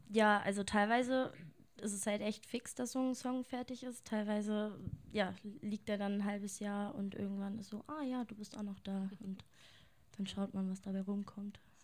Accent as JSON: {"language": "German", "town": "Lehrte", "region": "Lower Saxony", "country": "Germany", "tie": "born or raised there", "lives_now": "Hanover, Germany", "said": "Also ich komme gebürtig aus Lehrte"}